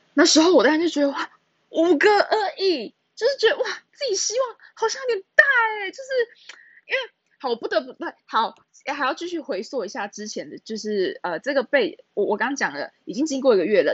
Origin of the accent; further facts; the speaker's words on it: Taichung, Taiwan; also born or lived in Taipei; 我都在台北读书，可是我是台中人，对，然后我就回台中